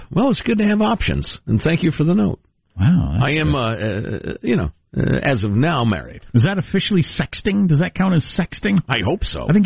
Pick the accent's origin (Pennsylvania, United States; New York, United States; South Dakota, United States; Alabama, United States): South Dakota, United States; just wanted to let you know my home state will be experiencing some wind, please.